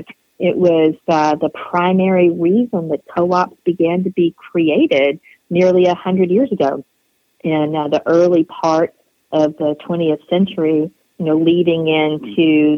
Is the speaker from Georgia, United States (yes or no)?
yes; LaGrange, Georgia, United States; I'm from LaGrange, Georgia, which is in a predominantly rural county, Troop County.